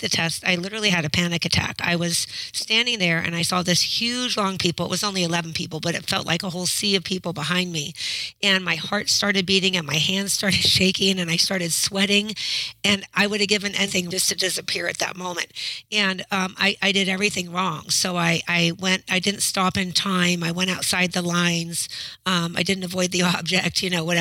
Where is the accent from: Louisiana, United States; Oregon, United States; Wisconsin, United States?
Oregon, United States; Westland; I'm from Westland, Oregon, and I'm a high school math teacher